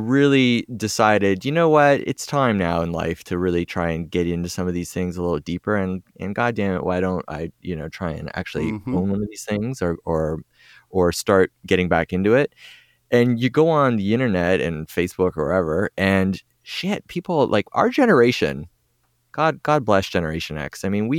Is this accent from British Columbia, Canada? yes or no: no; Toronto, Ontario, Canada; From Toronto, yep.